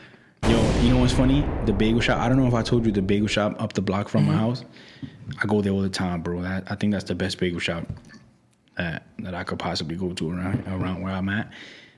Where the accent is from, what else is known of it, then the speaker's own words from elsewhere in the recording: New York City, New York, United States; I'm from New York. It's like, I'm from New York.